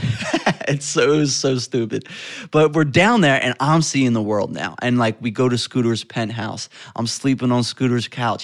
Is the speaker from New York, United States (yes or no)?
no; West Chester, Pennsylvania, United States; I grew up in Westchester, Pennsylvania.